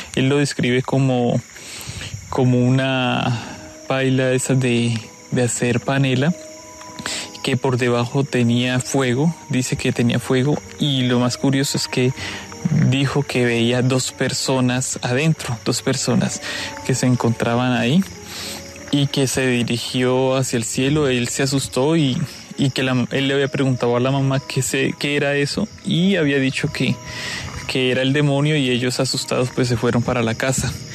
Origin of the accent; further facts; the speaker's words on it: Pacarní, Huila, Colombia; Soy del corregimiento de Pacarní. Es en el municipio de Tesalia. Queda al suroccidente del departamento del Huila.